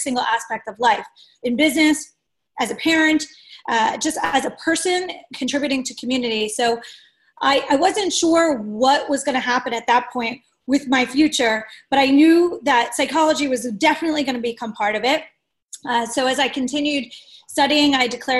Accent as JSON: {"language": "English", "area": "Delaware County", "region": "Pennsylvania", "country": "United States", "said": "I'm from Delaware County"}